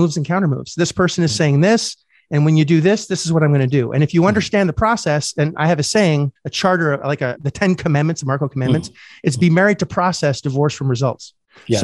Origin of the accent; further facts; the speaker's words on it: Canada; first language French; English is a second language; I'm Canadian